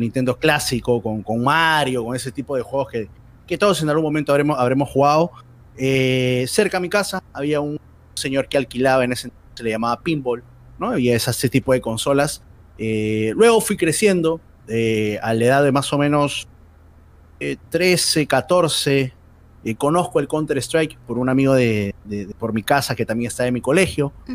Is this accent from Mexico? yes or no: no; Santa Anita, Lima, Peru; Siempre que me han preguntado de dónde eres, sale mi pecho de Santanita